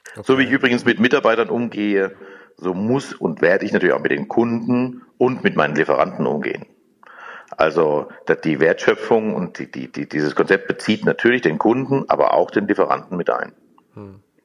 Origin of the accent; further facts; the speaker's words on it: Germany; habe eher eine Verantwortung als Deutscher